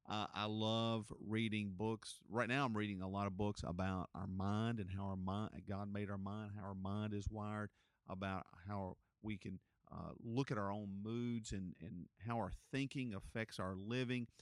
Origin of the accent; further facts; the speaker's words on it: Gastonia, North Carolina, United States; I grew up here in Gastonia